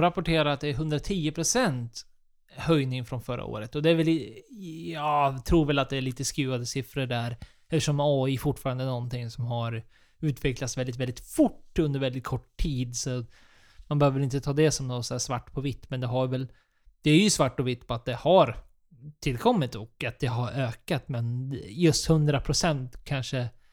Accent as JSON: {"language": "Swedish", "country": "Sweden", "said": "vi som svenskar"}